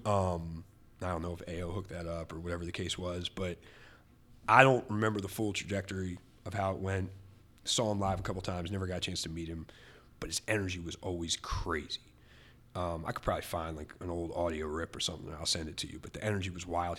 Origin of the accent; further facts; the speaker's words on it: Reading, Pennsylvania, United States; my hometown of Reading.